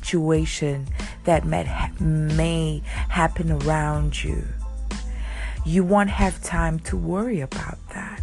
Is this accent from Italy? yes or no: yes; Rome, Lazio, Italy; moved away; I grew up in Rome